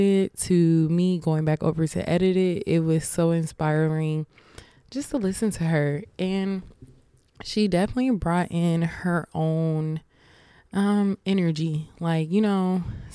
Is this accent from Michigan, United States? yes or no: no; Atlanta, Georgia, United States; I'm from Atlanta